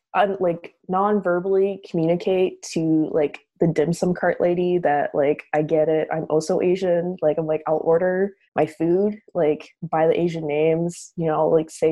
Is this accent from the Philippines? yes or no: no; Calgary, Alberta, Canada; I've grown up here in Canada, in Calgary.